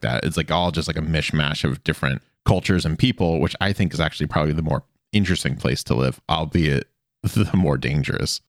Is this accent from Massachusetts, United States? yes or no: yes; Boston, Massachusetts, United States; I grew up around or near Boston.